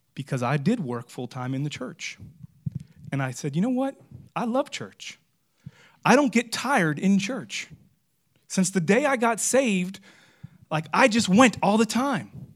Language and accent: English; Florida, United States; I'm from Florida